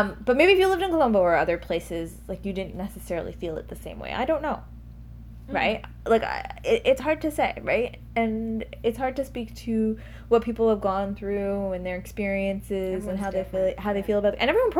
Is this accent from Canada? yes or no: yes; Toronto, Ontario, Canada; I grew up in Toronto, right?